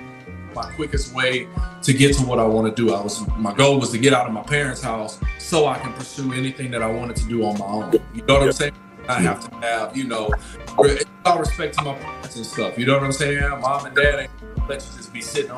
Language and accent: English; Lake Charles, Louisiana, United States; moved away as an adult; also born or lived in San Angelo, Texas / San Antonio, Texas; when I grew up in Lake Charles